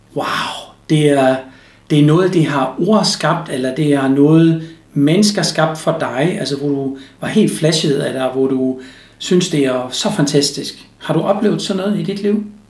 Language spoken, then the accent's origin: Danish; Germany; Danish is a second language; now in Denmark; som tysker